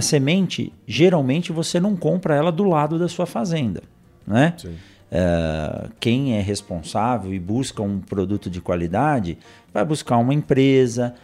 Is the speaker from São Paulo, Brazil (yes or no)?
yes; São Paulo, Brazil; moved away; eu sou nascido em São Paulo, uhum. na capital